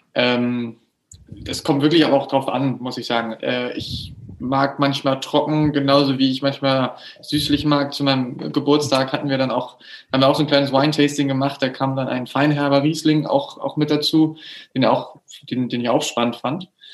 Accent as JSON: {"language": "German", "region": "Hamburg", "country": "Germany", "moved": "yes", "lives_now": "Düsseldorf, Germany", "said": "ich wohne in Düsseldorf aktuell, ich komme eigentlich ursprünglich aus Hamburg"}